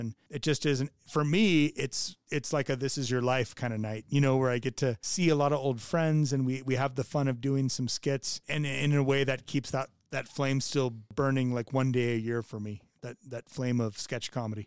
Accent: California, United States; moved away; also born or lived in Connecticut / Utah; I was a kid from California. I grew up in California and Connecticut.

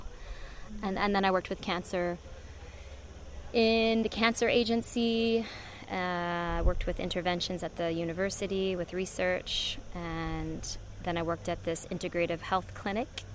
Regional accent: United States; moved away as an adult; also born or lived in Vancouver, Canada / Los Angeles, United States; now in Ibiza, Spain; I did the addictions when I was in the States, and I'm from the States

